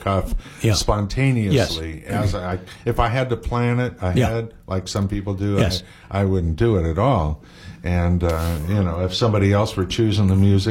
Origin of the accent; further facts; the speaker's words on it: San Francisco, California, United States; growing up in the San Francisco